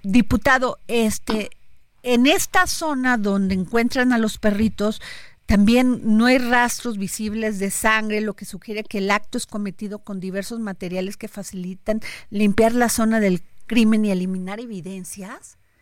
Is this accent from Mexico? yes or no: yes; Veracruz, Mexico; now in Mexico City, Mexico; yo que soy veracruzana